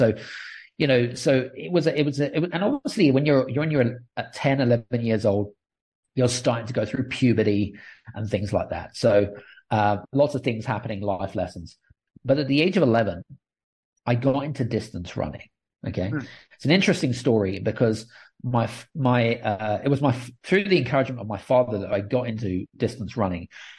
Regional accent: United Kingdom; accent: British; now in Cyprus; Yeah, so I'm British. So I've got a British accent, but I'm actually living in Cyprus

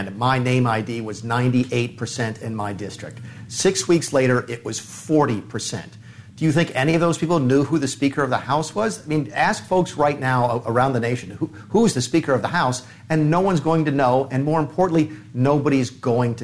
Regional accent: South Carolina, United States; I'm from South Carolina

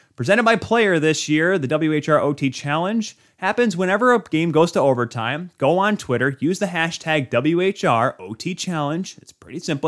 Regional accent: Michigan, United States; I'm from the United States, born and raised from Michigan

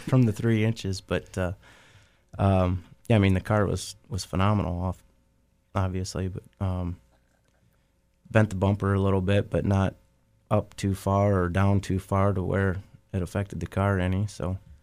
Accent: Oakshade, Ohio, United States; Oak Shade's the, you know, my hometown track

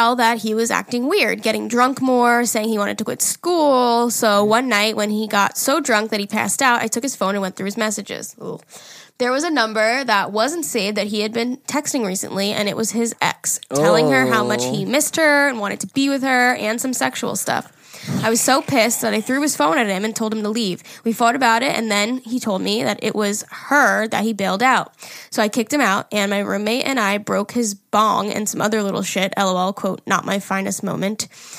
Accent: Canada; Hey, listen, Jerry, I'm almost 21 and I'm from Canada.

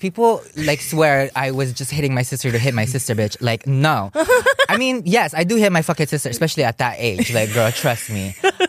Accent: Ewa Beach, Hawaii, United States; I'm from Ebba Beach of Hawaii, if you guys didn't know.

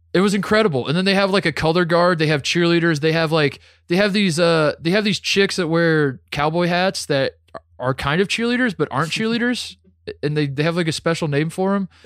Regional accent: United States; also born or lived in Indianapolis, Indiana / Columbus, Ohio; I'm from Indianapolis and Columbus, Ohio, both

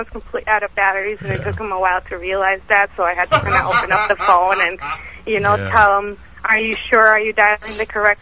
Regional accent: Managua, Nicaragua; now in Madison, United States; I'm from Managua

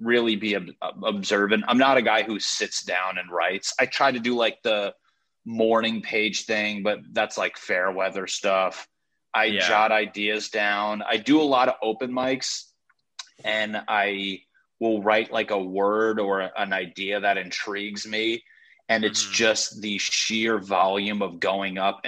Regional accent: Connecticut, United States; moved away; I'm from Connecticut

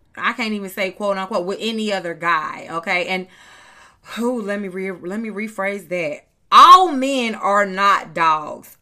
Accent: North Carolina, United States; I'm from North Carolina

